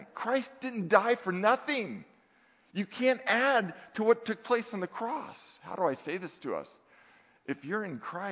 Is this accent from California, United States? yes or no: yes; Redwood City, California, United States; I'm from Redwood City